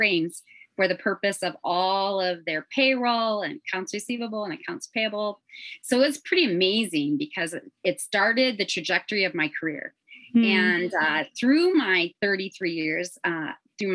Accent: Northwest Indiana, United States; accent: Chicago; moved away as an adult; also born or lived in Southern California; now in Arkansas, United States; I actually grew up in Northwest Indiana. So my life was very influenced by Chicago.

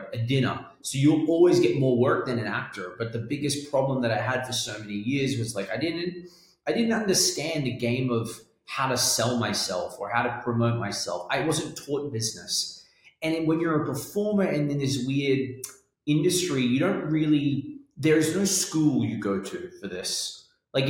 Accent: Australia; accent: Australian London; moved away; also born or lived in London; I was born in Australia

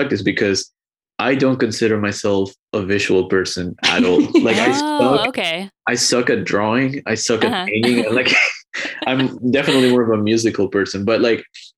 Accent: Ecuador; also born or lived in Miami, United States; now in Boston, United States; I'm originally from Ecuador, but I've been in the US since 2016.

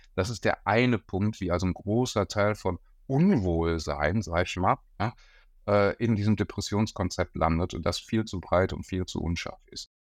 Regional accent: Bochum, North Rhine-Westphalia, Germany; now in Berlin, Germany; Ich bin Bochumer ähm, und habe äh, in Bochum auch meine äh, Psychologieausbildung gemacht an der Uni.

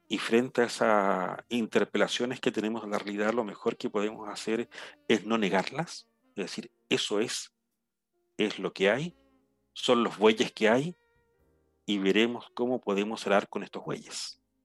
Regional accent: Chile; moved away; yo en este momento estoy en mi, en mi lugar natal, en mi pueblo, un área eh, rural, completamente rural.

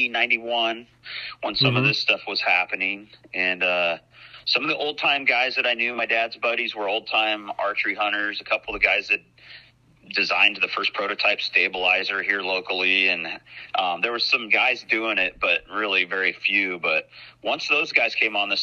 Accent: Western Oregon, United States; I grew up in Western Oregon, like you said. I'm fifth generation to this community, a little logging town on the coast here.

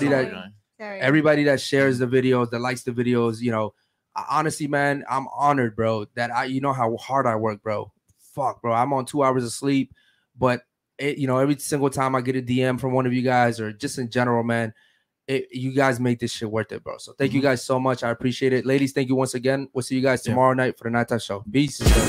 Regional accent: Baltimore, Maryland, United States; I'm from Baltimore, Maryland, the fucking streets

